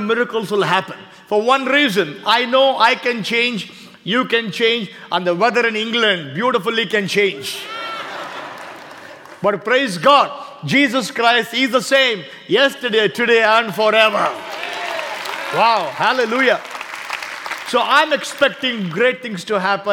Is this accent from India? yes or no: yes; India; I come from India.